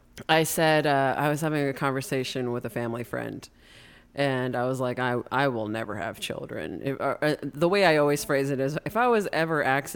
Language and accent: English; United States; accent: American; it wouldn't matter even if I was fluent, you'd make fun of my American accent.